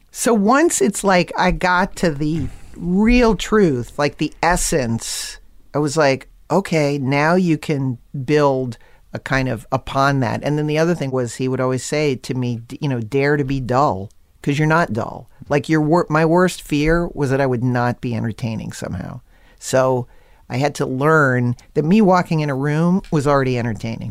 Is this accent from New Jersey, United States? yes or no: no; Connecticut, United States; growing up in Connecticut